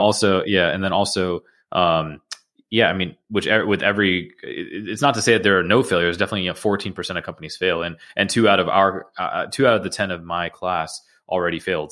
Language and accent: English; Georgia, United States; also born or lived in Queens, New York / Atlanta; My, uh, family moved to the suburbs of Georgia when I was, uh, eight years old